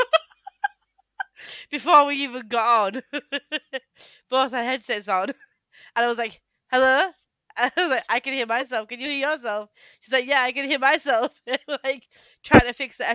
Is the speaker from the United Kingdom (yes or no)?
yes; Yorkshire and the Humber, United Kingdom; I'm obviously from Yorkshire, up north